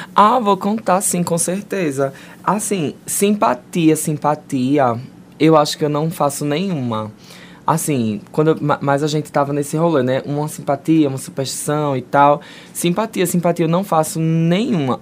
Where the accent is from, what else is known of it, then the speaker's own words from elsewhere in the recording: Brazil; a gente cresceu no Brasil